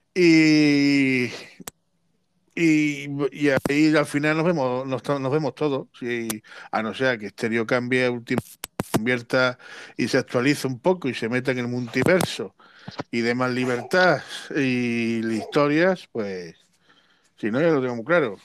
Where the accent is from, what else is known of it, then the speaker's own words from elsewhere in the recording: Cártama, Andalusia, Spain; en mi pueblo, en Cártama